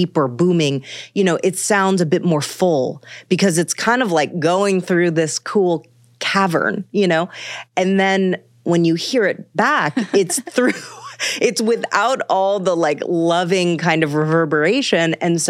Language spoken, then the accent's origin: English; Manhattan, New York, United States; I'm from Manhattan, and that is natural to Manhattanites too, you know?